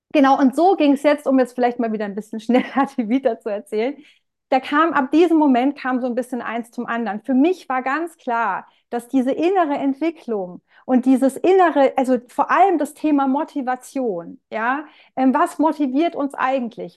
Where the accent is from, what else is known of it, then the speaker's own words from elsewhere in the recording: Rhineland-Palatinate, Germany; komme aus der Pfalz